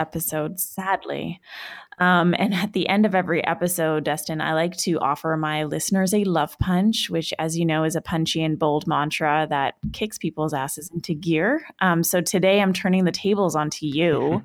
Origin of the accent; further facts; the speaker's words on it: Vancouver, British Columbia, Canada; moved away; back in my hometown in Vancouver